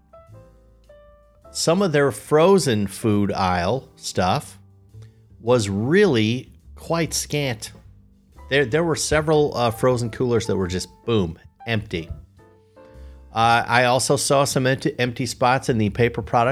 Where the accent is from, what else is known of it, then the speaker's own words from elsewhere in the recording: Chicago, Illinois, United States; I'm from Chicago